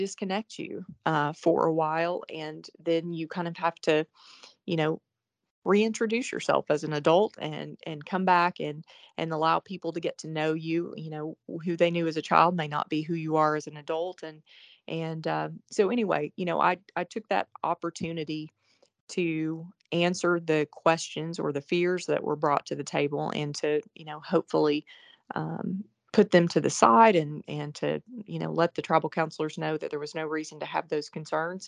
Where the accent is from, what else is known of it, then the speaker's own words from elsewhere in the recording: Oklahoma, United States; moved away as an adult; also born or lived in Arkansas / New York / Florida; I grew up in Oklahoma.